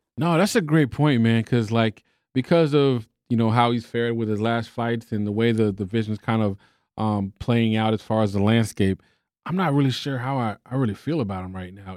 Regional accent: Texas, United States; I'm from Texas.

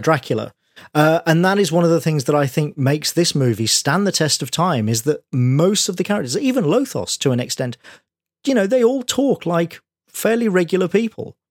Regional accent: United Kingdom; as a Brit

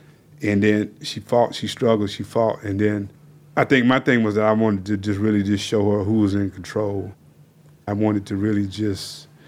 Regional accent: the South, United States; being reminded daily that I was, you know, a nigger growing up in the South

